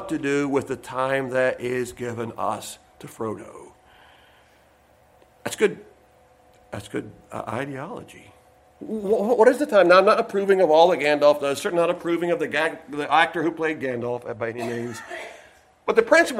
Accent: United States; American Christians

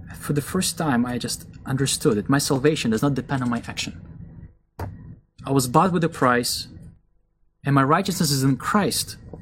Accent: Israel; moved away; I grew up in a Russian Jewish family. My parents believed in Jesus when I was still a young boy. So, even though we were raised in Israel

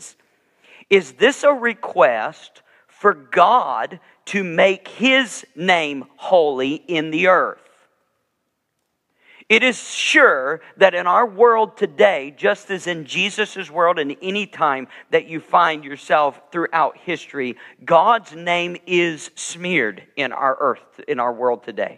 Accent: the South, United States; moved away as an adult; also born or lived in Georgia / Alabama / Wisconsin; when I grew up in the South, both in Georgia and Alabama

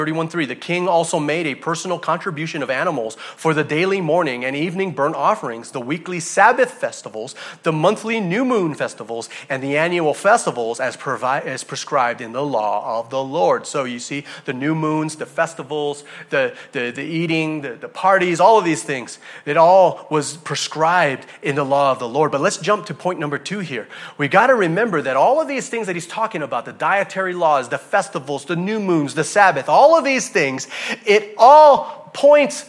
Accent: Hawaii, United States; I'm from Hawaii. We pride ourselves in believing that anything in the ocean, alive or dead, is eaten by us. Right? People from Hawaii, we eat everything in the ocean.

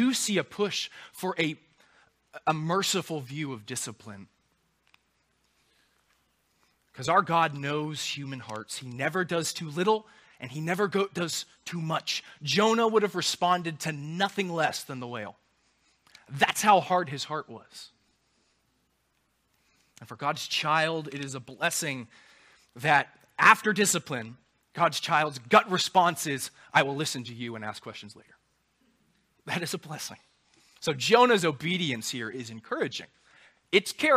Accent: Charleston, South Carolina, United States; also born or lived in Anderson; I grew up in Charleston

